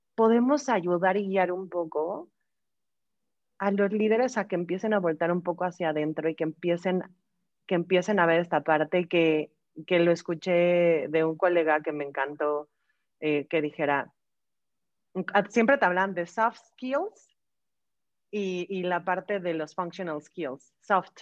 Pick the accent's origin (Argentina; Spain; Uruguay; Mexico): Mexico; Tengo 35 años, soy mexicana